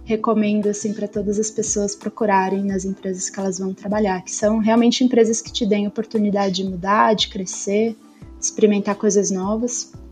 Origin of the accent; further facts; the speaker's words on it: Erechim, Rio Grande do Sul, Brazil; moved away as an adult; now in São Paulo, Brazil; eu sou gaúcha, sou nascida e criada em Erechim, no interior do Rio Grande do Sul. Eu moro em São Paulo desde 2019, quando eu, eu vim fazer faculdade.